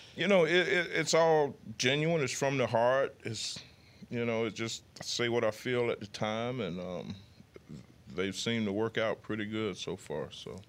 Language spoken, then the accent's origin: English; United States; moved away; my hometown is fifty miles away from Mobile